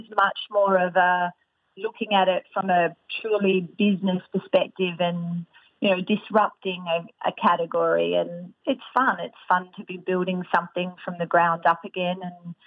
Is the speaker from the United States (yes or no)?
no; Australia; I'm Australian